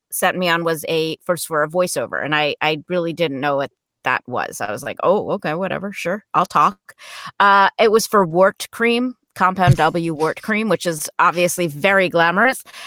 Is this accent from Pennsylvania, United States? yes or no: no; New Jersey, United States; I grew up in New Jersey, not too far from New York City